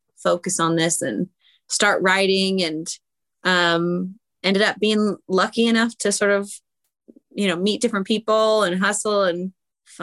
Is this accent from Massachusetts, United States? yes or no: no; San Francisco Bay Area, California, United States; also born or lived in Huntington Beach, California; I grew up in the Bay Area, in San Francisco Bay Area